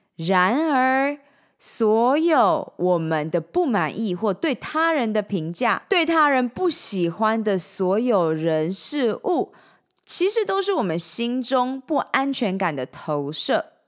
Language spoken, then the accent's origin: Chinese; Changhua County, Taiwan; moved away; also born or lived in Taichung, Taiwan / Taipei, Taiwan / United States; 我在彰化出生，在台中小明女中念完六年的女校，到了台北大学休闲运动与管理学系，接着到美国修习